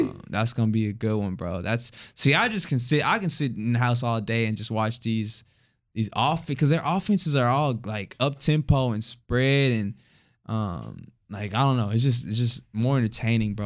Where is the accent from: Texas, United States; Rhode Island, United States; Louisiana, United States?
Texas, United States; Houston; moved away; I'm from Houston